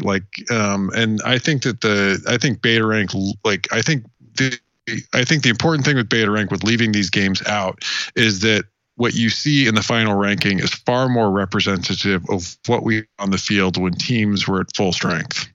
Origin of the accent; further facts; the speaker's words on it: Wyoming, United States; I grew up in Wyoming